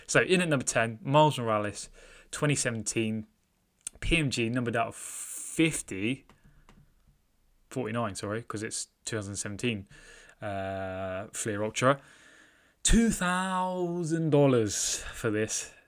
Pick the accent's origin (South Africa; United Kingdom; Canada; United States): United Kingdom; I'm British